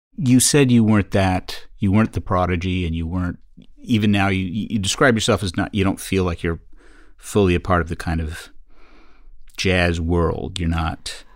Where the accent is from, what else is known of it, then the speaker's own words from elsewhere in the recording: Canada; we're both Canadian after all.